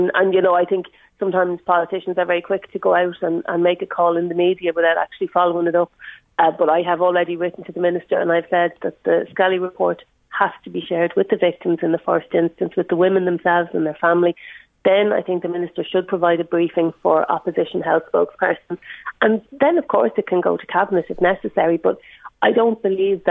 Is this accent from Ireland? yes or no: yes; Ireland; As an Irish woman and someone who uses the cervical check service